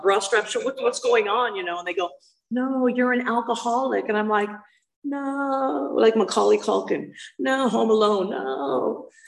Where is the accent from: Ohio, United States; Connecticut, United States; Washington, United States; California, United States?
California, United States; Hermosa Beach; I grew up in the South Bay, so I grew up in Hermosa Beach